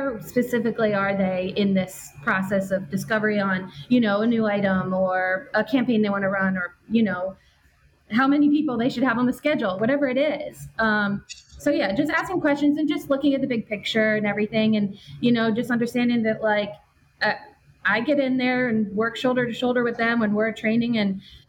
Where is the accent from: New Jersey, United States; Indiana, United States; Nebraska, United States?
New Jersey, United States; I'm from New Jersey